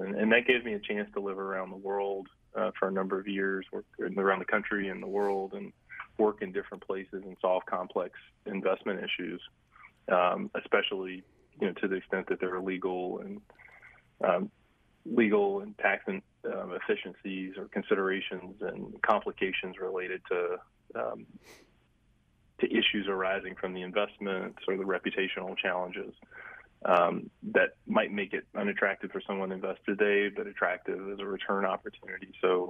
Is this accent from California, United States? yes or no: no; Greensboro, North Carolina, United States; growing up in Greensboro, there were folks like Eunice Dudley and Joe Dudley and their family with Dudley Products that invested a lot in Dudley High School